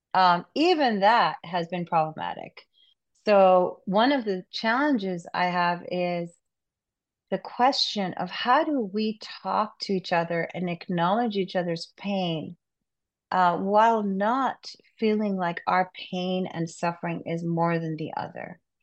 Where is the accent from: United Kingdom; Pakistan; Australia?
Pakistan; moved away; I'm originally from Pakistan